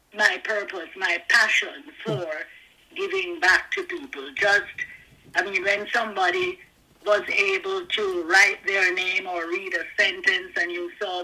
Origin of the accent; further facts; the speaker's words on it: Jamaica; moved away as an adult; also born or lived in Kingston, Jamaica / Hanover, Jamaica; now in Canada; I was born in Kingston, Jamaica